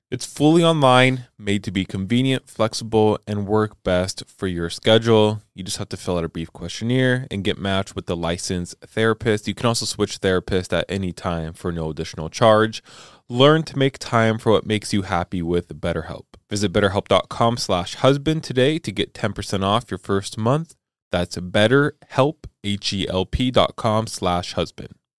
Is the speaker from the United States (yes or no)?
yes; Southern California, United States; I grew up in California